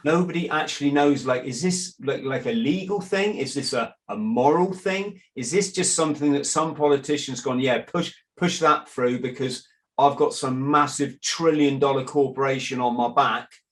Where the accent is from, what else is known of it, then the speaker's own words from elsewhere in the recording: England, United Kingdom; in England, I'm an Englishman